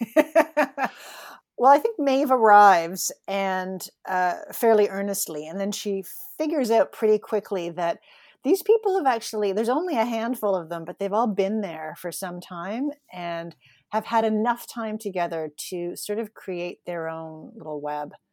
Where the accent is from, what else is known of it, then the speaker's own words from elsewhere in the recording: Toronto, Ontario, Canada; moved away as an adult; now in Newfoundland, Canada; I grew up in Toronto, sort of lived a, a pretty city existence.